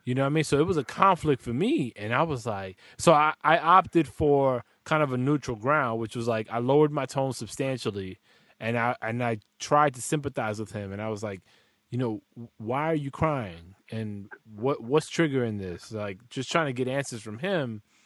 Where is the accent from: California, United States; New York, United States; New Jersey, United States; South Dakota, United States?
New York, United States; New York City; I'm from the Bronx as well